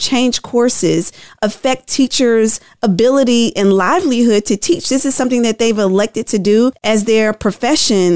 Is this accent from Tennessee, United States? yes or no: yes; Tennessee, United States; I'm from Tennessee, and we're in a supermajority state as well